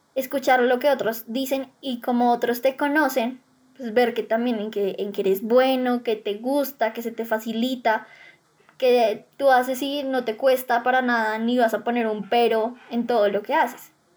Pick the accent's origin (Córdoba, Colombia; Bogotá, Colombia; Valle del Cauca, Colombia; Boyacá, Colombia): Bogotá, Colombia; tengo 18 años, soy de Bogotá